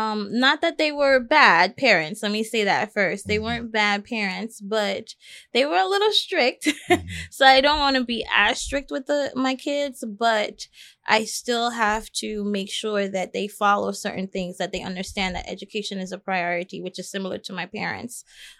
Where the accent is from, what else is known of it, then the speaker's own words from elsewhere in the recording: U.S. Virgin Islands; now in United States; Well, as I said, I grew up primarily in the Virgin Islands, and both of my parents are from the Caribbean.